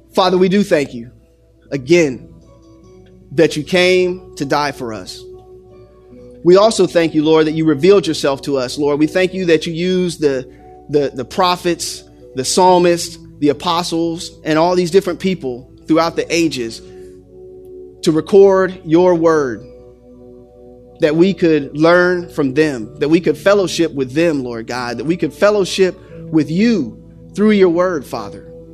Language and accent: English; Xenia, Ohio, United States; when I was growing up in Xenia, Ohio